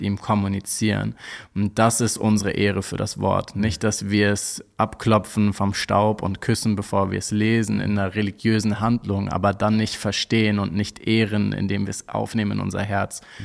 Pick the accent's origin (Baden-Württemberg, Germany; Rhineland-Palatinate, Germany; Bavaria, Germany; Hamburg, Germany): Hamburg, Germany; ich komme aus Hamburg